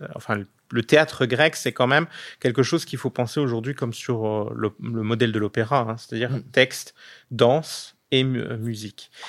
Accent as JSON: {"language": "French", "area": "Alsace", "region": "Grand Est", "country": "France", "said": "je suis alsacien"}